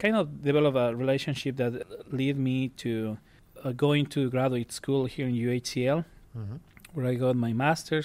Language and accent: English; Cuenca, Azuay, Ecuador; moved away as an adult; now in United States; I am from a city that is known in my country as the Athens of Ecuador